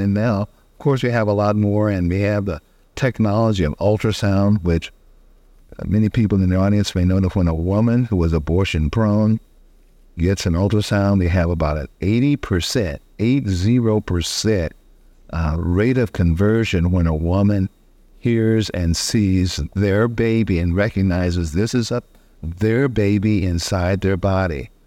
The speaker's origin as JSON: {"language": "English", "town": "College Station", "region": "Texas", "country": "United States", "tie": "born or raised there", "said": "my hometown, Bryan College Station, Texas"}